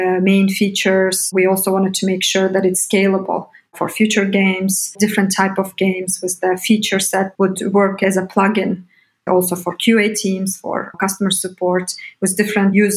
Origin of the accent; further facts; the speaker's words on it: Bishkek, Kyrgyzstan; moved away as an adult; also born or lived in United States; I come from Bishkek, Kyrgyzstan. I was born and grew up there up until 18.